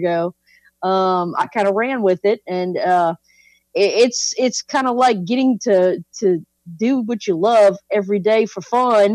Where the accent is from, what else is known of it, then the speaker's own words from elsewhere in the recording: South Louisiana, United States; I grew up in South Louisiana as a person that hunts and fishes